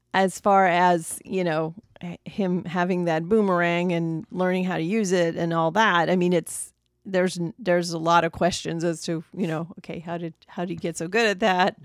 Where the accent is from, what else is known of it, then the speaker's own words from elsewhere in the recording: United States; we as American audiences